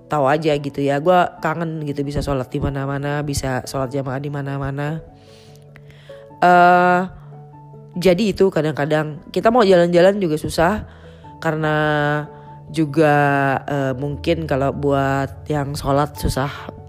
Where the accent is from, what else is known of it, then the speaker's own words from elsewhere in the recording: Jakarta, Indonesia; karena memang uh, lahir dan besarnya di Jakarta ya teman-teman juga di Jakarta